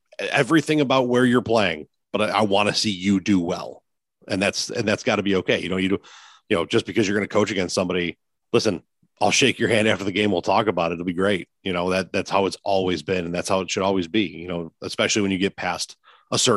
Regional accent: Lancaster, New York, United States; I grew up in the Lancaster Pew rivalry. You know, I was a Lancaster kid from sixth grade on.

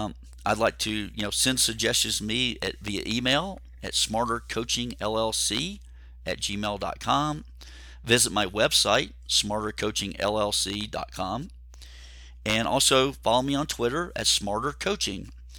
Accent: Georgia, United States; I grew up near Atlanta. I was a Falcons fan for a long, long time, big Braves fan.

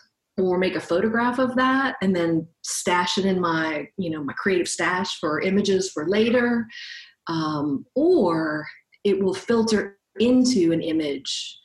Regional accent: New Orleans, Louisiana, United States; also born or lived in Los Angeles, California; now in California, United States; I am originally from New Orleans, but I have lived in California for a while

